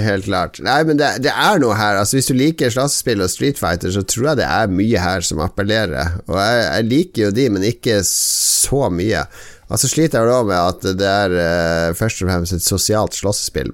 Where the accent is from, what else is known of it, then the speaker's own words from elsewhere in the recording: Harstad, Troms, Norway; accent: Northern Norwegian; now in Oslo, Norway; jeg er jo ikke fra Harstad lenger. Det er lenge siden jeg har vært i Harstad